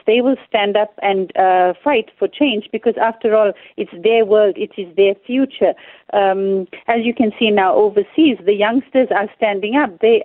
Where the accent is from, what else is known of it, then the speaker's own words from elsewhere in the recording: Durban, KwaZulu-Natal, South Africa; I'm from Durban